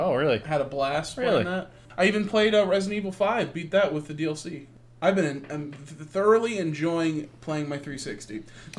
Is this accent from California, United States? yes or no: no; Alabama, United States; I'm a white suburban guy from Alabama.